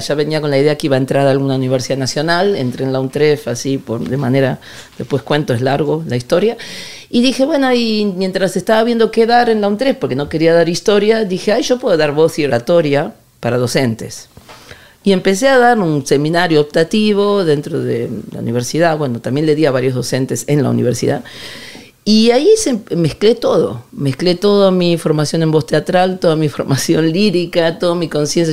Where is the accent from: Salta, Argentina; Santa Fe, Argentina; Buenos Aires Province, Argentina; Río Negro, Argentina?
Buenos Aires Province, Argentina; Ciudad Jardín Lomas del Palomar; now in San Lorenzo de El Escorial, Spain; yo sé de Ciudad Jardín Lomas del Palomar